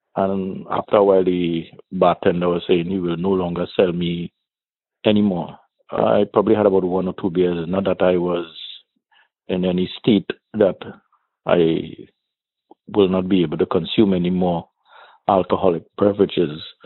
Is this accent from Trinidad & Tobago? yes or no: yes; Trinidad & Tobago; I am from where Brian Lara Started his cricket and where he was born in Trinidad and Tobago